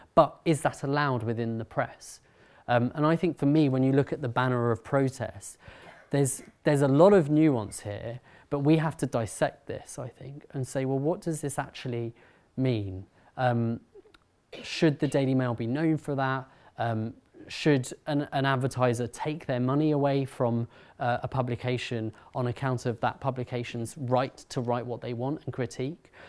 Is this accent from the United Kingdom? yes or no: yes; London, United Kingdom; I'm from uh, Harrow, North London